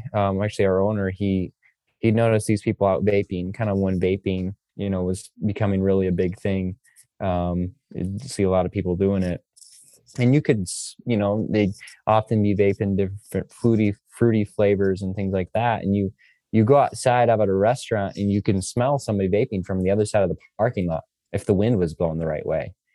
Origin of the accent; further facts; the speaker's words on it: Michigan, United States; I'm from Michigan, it's pretty cold during peak rut here in Michigan